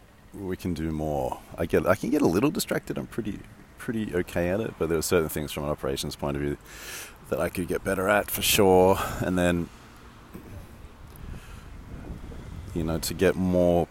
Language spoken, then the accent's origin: English; Sydney, New South Wales, Australia; moved away; I grew up in Sydney